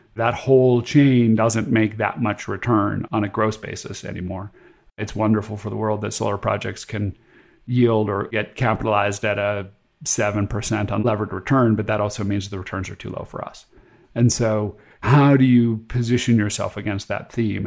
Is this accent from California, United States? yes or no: yes; California, United States; moved away as an adult; also born or lived in Boston; where I grew up in California